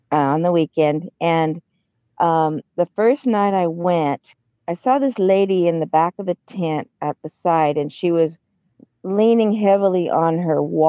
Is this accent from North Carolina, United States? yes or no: no; Washington, United States; I'm from Washington State.